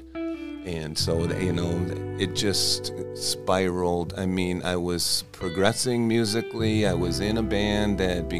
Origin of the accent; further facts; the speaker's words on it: Wisconsin, United States; I was born and raised in Wisconsin